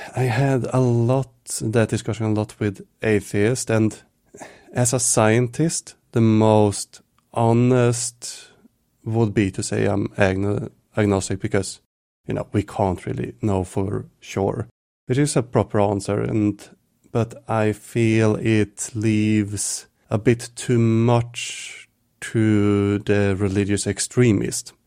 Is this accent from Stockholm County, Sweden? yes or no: yes; Stockholm, Stockholm County, Sweden; also born or lived in Visby, Gotland; I moved from Stockholm, where I grew up and lived